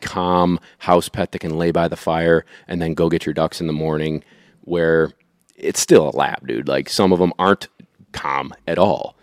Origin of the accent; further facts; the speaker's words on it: Syracuse, New York, United States; I grew up in the suburbs of Syracuse